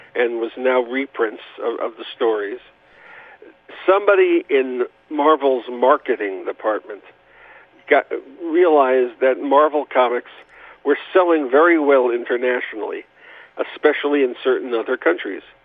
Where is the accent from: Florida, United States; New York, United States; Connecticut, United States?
New York, United States; New York City; moved away as an adult; now in Los Angeles, United States; I was born in New York